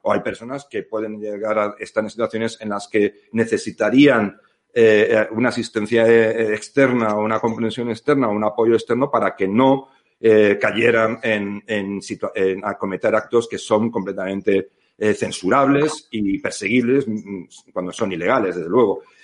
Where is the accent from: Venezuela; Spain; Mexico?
Spain; no somos propiamente los españoles